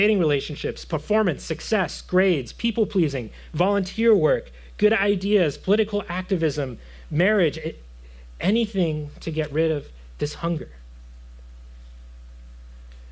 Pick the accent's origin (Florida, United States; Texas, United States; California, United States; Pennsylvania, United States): Florida, United States; I come from Florida. I grew up in Florida